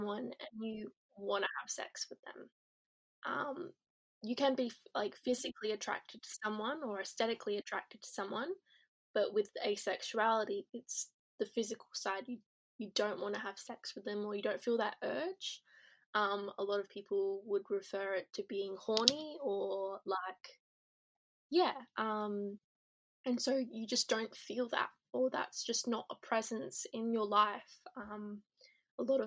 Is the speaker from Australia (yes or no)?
yes; Perth, Western Australia, Australia; I'm from Perth, Western Australia.